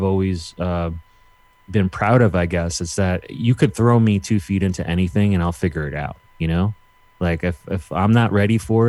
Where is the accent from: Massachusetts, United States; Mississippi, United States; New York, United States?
New York, United States; New York City; I'm from New York City